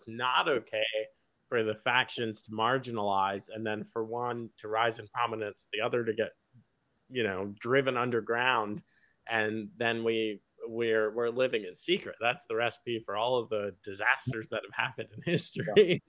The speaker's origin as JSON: {"language": "English", "region": "New York", "country": "United States", "said": "even though you guys know I'm technically from New York. But I claim Virginia"}